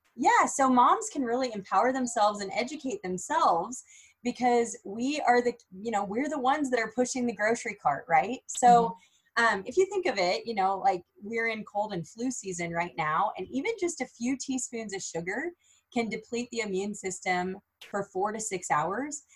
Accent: Minden, Nebraska, United States; I was born and raised in Minden, Nebraska, small town girl

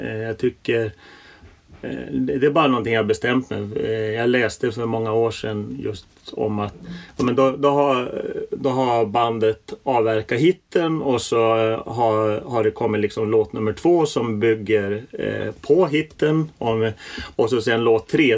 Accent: Norrland, Sweden; moved away; Jag, jag växte upp i, i, i Norrland

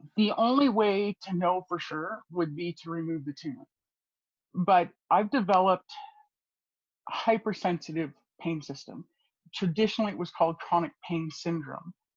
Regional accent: Edmonton, Alberta, Canada; I grew up in the Edmonton area in Alberta

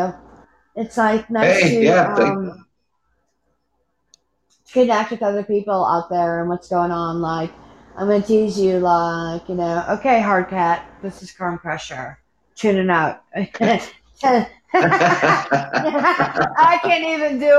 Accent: United States; I'm American

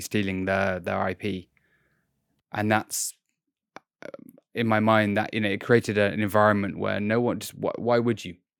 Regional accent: United Kingdom; as a British person

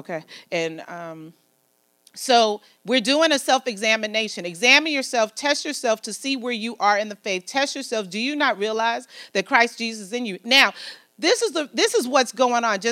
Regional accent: United States; I'm an American

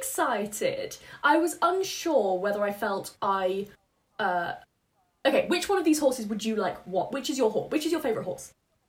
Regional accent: United Kingdom; also born or lived in Wales / Birmingham; as a Welsh Brummy queen...

